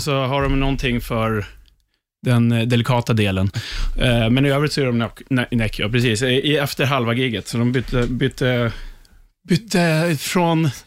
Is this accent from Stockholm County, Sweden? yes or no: yes; Upplands Väsby, Stockholm County, Sweden; jag var där med lite gamla Väsbykompisar för vi är ju från Väsby